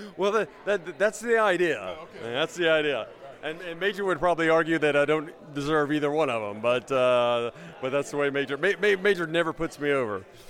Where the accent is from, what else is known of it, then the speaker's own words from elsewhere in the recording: Memphis, Tennessee, United States; moved away; I grew up in Memphis